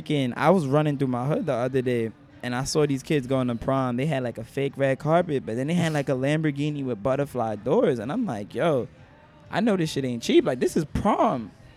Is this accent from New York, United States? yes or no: yes; New York City, New York, United States; I was born in Manhattan